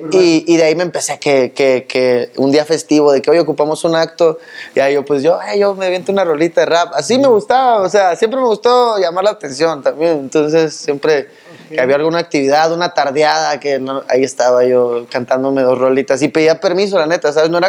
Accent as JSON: {"language": "Spanish", "town": "Cabo San Lucas", "region": "Baja California Sur", "country": "Mexico", "said": "No, soy de los Cabos."}